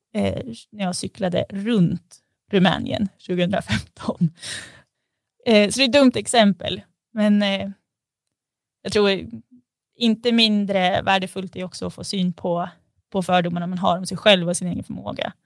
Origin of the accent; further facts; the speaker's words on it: Sundsvall, Västernorrland County, Sweden; jag är född i Sundsvall